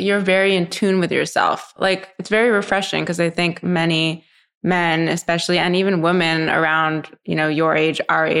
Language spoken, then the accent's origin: English; Canada; you know, I'm Canadian, right? That's like our sport.